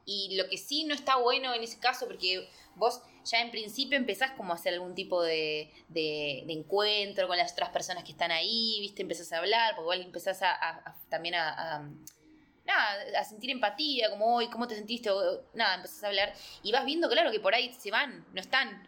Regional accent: Argentina; moved away as an adult; somos argentinos

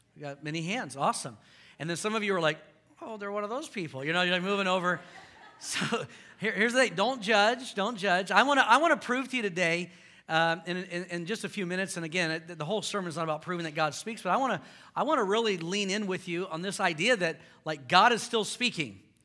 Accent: Houston, Texas, United States; moved away; I grew up in Houston.

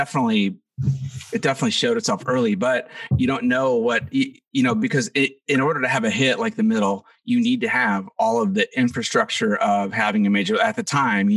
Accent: Arizona, United States; We're all from Arizona. Jim, the singer and guitar player, and I went to preschool together

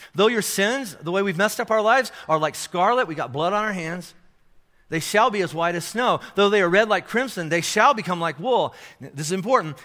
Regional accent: Kentucky, United States; I'm from Kentucky. This is how we say it in Kentucky

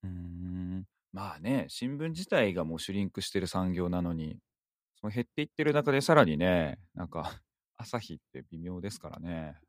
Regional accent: Miyazaki, Japan; moved away; 私の故郷、宮崎の方ではですね

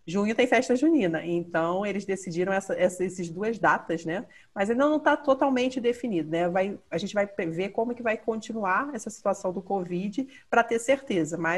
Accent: Bahia, Brazil; Porque, lá, como eu sou baiana, né?

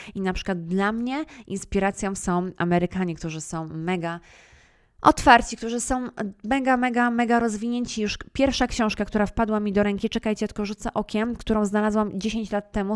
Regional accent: Poland

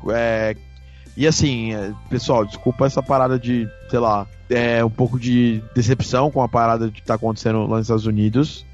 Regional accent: Brazil; eu não sou árabe, eu não sou espanhol, sou brasileiro

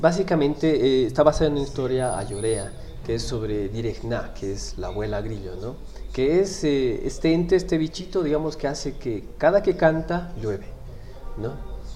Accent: Bolivia

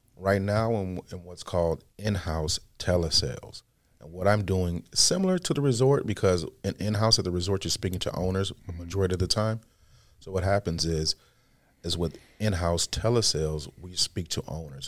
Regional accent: Midwest, United States; I'm from the Midwest

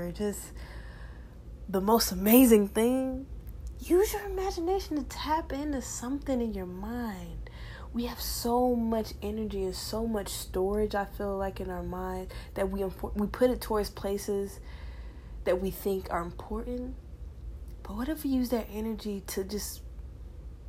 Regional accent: Decatur, Georgia, United States; from where I'm from Decatur, Georgia.

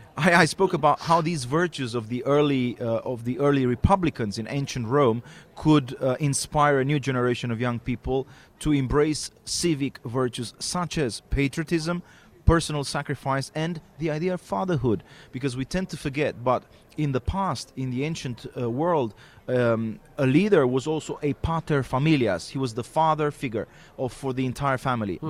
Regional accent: Arad, Arad County, Romania; my hometown, Arad, close to Timisoara

